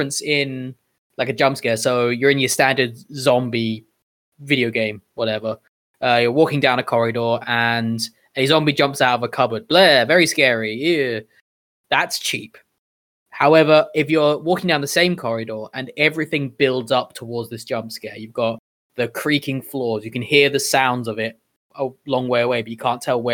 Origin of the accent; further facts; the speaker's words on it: United Kingdom; me being my British self